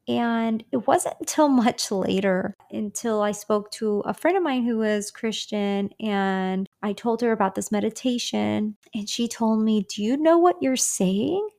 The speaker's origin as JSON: {"language": "English", "region": "Michigan", "country": "United States", "moved": "as an adult", "lives_now": "Dallas, United States", "said": "I'm originally from Michigan and moved out to Dallas, Texas back in October of twenty twenty-two"}